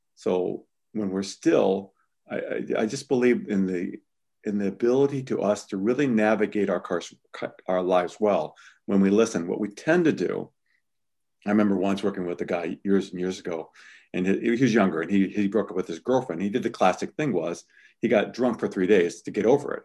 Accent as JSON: {"language": "English", "region": "Midwest", "country": "United States", "said": "I'm from the Midwest"}